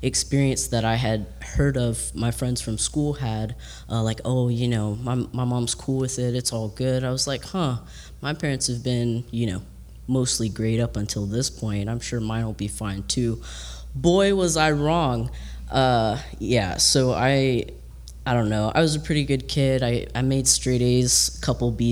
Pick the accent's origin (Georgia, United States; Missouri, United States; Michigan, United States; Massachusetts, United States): Georgia, United States; now in Tampa, United States; I'm from Georgia originally